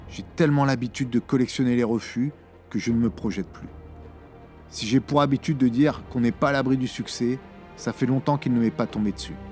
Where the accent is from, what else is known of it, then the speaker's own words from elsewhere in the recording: France; quand on est français